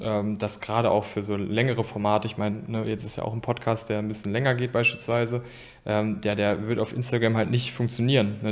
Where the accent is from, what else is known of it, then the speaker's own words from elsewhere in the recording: Geldern, North Rhine-Westphalia, Germany; ich komme ja aus Geldern